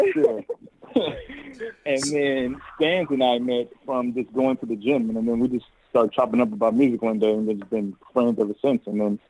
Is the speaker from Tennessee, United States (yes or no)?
no; Richmond, California, United States; now in Los Angeles, United States; I'm from the Bay Area, a city called Richmond, California. And I reside here